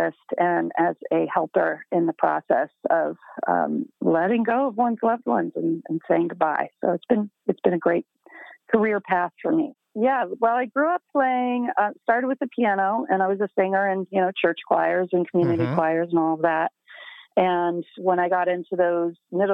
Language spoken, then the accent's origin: English; Michigan, United States; moved away as an adult; also born or lived in Ohio; now in Chicago, United States; I'm a Michigan girl. I was born in Ohio, then moved up to Michigan with my family in the early elementary years and stayed there